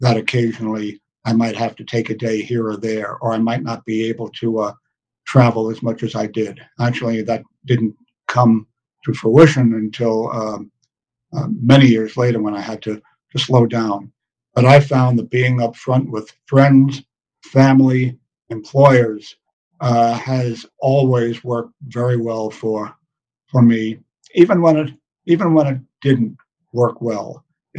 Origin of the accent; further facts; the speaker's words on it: New York City, New York, United States; I grew up in New York City. I grew up in Manhattan